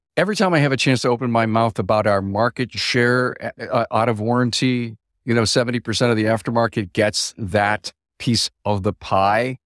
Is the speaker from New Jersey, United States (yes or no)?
no; Buffalo, New York, United States; just south of Buffalo, my hometown